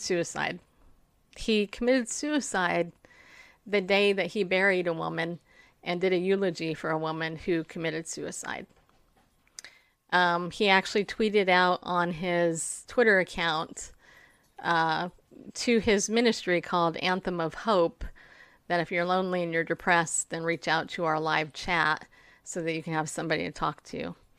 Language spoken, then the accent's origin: English; Riverside, California, United States; also born or lived in New York; I grew up in Southern California. I actually grew up in Riverside